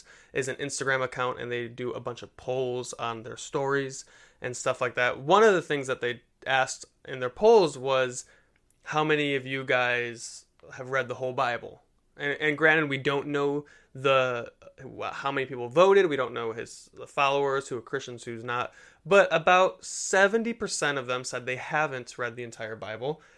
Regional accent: Detroit, Michigan, United States; born or raised there

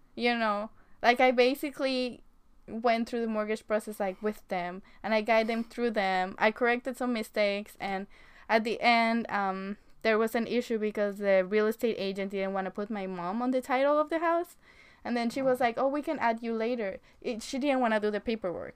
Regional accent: Mexico; moved away as an adult; now in United States; I was born in Mexico and I came to America in 2013 after graduating high school

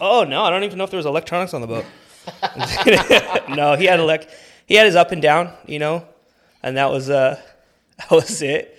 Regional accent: Whittier, California, United States; I grew up right here in Whittier

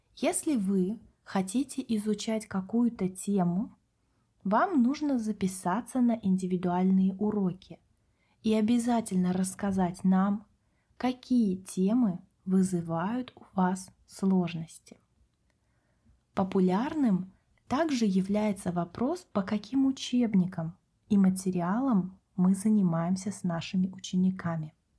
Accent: Kaliningrad, Kaliningrad Oblast, Russia; Мы с Катей родились в России, выросли в городе Калининград на берегу Балтийского моря

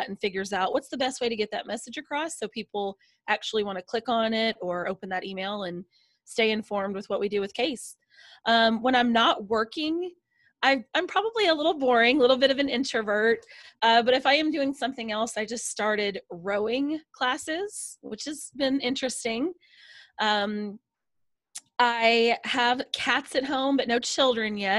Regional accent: Nashville, Tennessee, United States; I'm from Nashville, Tennessee

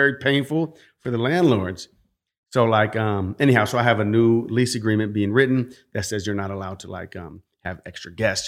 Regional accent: California, United States; growing up in California, working with property owners

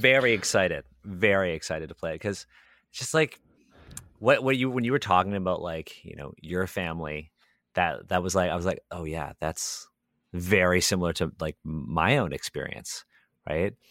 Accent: Toronto, Ontario, Canada; I grew up in the Hyde Park area of Toronto.

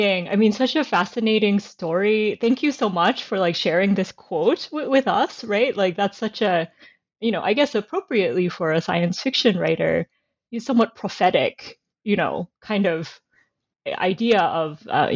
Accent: United States; now in Canada; I teach in Canada now, but I'm originally American.

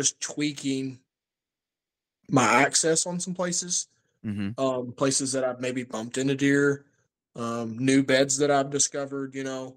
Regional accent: Kentucky, United States; in my hometown of Kentucky

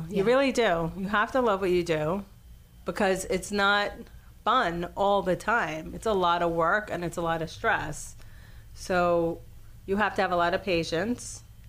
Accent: New York, United States; I grew up in New York.

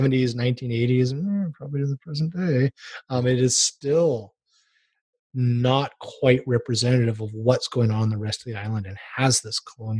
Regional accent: Oahu, Hawaii, United States; I grew up on Oahu

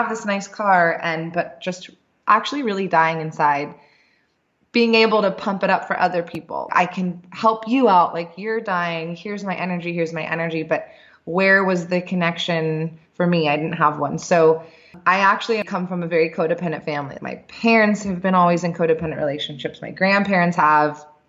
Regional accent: Orange County, California, United States; moved away as an adult; now in Bali, Indonesia; I grew up in Orange County

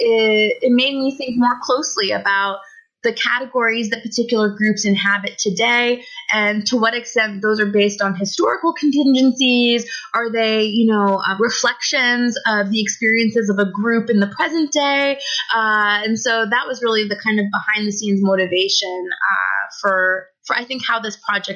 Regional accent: United States; moved away as an adult; now in Toronto, Canada; So I was born in the United States and I grew up there my whole life. But for about the last 4 years, I've been based in Toronto, Canada.

